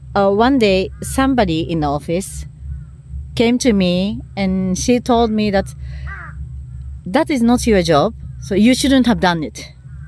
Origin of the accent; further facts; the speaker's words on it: Japan; first language Japanese; English is a second language; moved away as an adult; also born or lived in Netherlands; I couldn't speak any English, any Dutch, nothing, only Japanese. And I was living in a village.